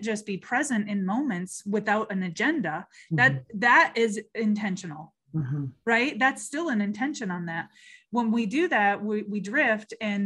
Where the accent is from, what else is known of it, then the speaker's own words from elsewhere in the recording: Michigan, United States; moved away; I'm originally from Michigan